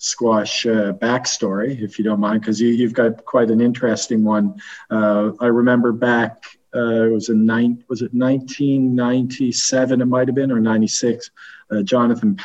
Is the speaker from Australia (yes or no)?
no; Canada; I'm Canadian